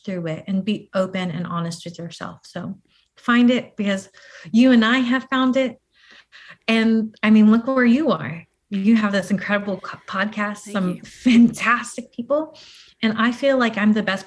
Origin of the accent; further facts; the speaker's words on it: Hawaii, United States; now in Tampa, United States; I was actually born and raised in like Hawaii